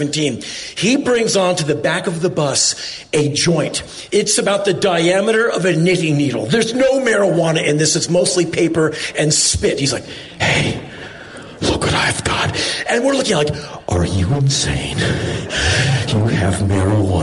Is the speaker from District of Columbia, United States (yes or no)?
yes; Washington, District of Columbia, United States; I come from Washington, D.C.